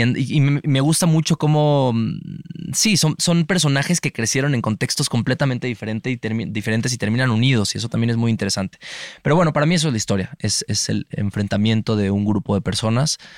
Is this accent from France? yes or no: no; Mexico; como mexicanos